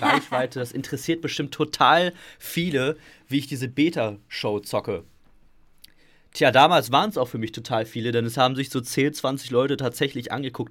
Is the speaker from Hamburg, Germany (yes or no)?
no; Gelsenkirchen, North Rhine-Westphalia, Germany; ich komme aus Gelsenkirchen